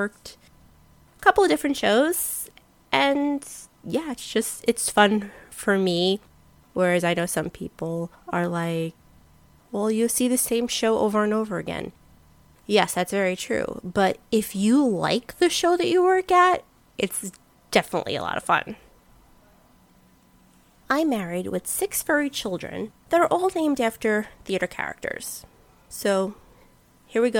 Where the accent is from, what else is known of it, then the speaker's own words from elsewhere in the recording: New York City, New York, United States; I'm born and raised in New York City